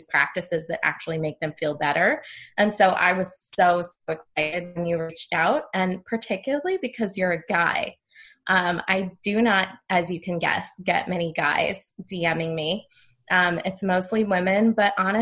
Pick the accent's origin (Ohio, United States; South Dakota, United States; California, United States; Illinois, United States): California, United States; moved away as an adult; also born or lived in East Coast; I'm from California